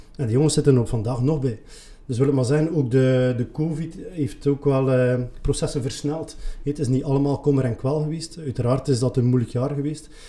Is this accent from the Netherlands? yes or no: no; Leuven, Flanders, Belgium; ik ben eigenlijk geboren en getogen in Leuwen